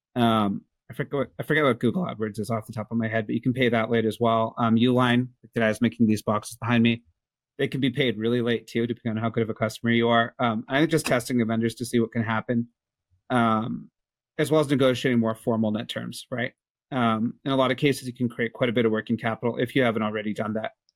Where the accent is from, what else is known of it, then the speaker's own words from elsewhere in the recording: Canada; I'm Canadian